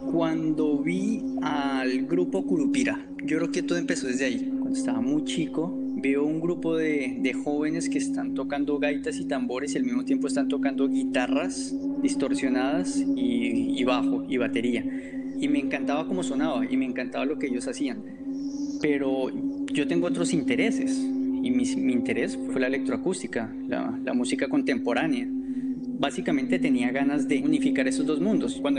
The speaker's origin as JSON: {"language": "Spanish", "region": "Bogotá", "country": "Colombia", "tie": "born or raised there", "also_born_or_lived": "Socorro, Santander", "said": "No pertenezco a la región de los Montes de María, yo soy socorrano, soy de Santander y me crié en Bogotá"}